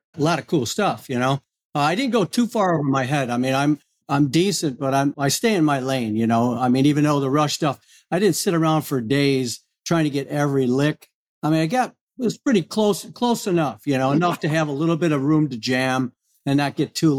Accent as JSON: {"language": "English", "town": "Oswego", "region": "New York", "country": "United States", "said": "Yeah, I'm from Oswego, New York. Yeah, we lived 28 years there."}